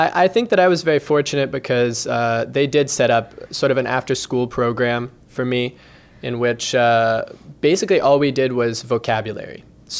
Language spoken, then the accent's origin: English; Remscheid, North Rhine-Westphalia, Germany; moved away as an adult; also born or lived in Lexington, Kentucky, United States; now in Louisville, United States; I was born in Lexington, Kentucky, right here in the bluegrass. But when I turned 7, I moved to Germany with my mother. She remarried, and my stepdad is German, and so we moved there to be with him in a little town called Remscheid in Germany, which is in the west.